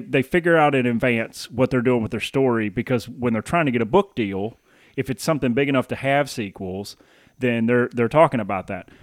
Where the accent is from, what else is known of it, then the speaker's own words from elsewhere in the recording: the South, United States; moved away; I'm, I'm born and raised in the South, and I'll, I mean, you can take me out of the South, but you can't take the South out of me.